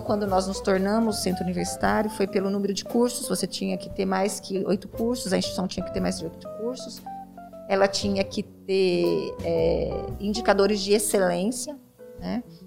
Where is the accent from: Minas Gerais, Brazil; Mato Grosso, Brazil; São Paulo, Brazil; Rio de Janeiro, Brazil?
São Paulo, Brazil; Presidente Prudente; eu nasci, fui criada aqui na Vila Furquim.